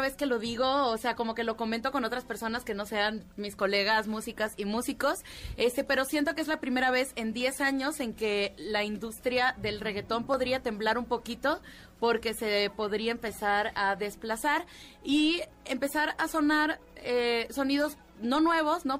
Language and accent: Spanish; Cuba; moved away; toda mi infancia fue en Cuba, te puedo decir que me sabía las caricaturas cubanas